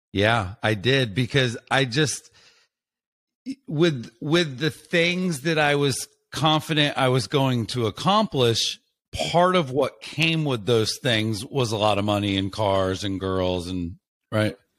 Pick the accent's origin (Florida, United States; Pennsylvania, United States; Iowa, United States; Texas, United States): Florida, United States; I'm from a small place, I grew up in Florida